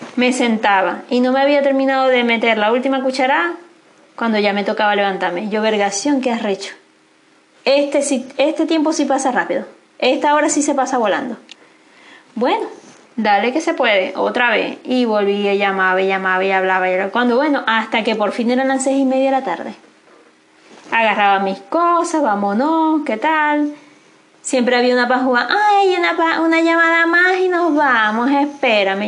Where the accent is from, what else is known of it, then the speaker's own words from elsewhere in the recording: Venezuela; moved away as an adult; Si volvería a Venezuela, quizás volvería, eh, evidentemente voy a volver en algún minuto, pero no sé si es para volver a vivir allá